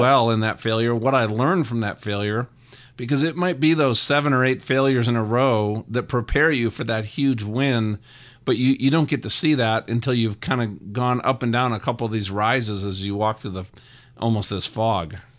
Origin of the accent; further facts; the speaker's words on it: Minnesota, United States; I grew up in Minnesota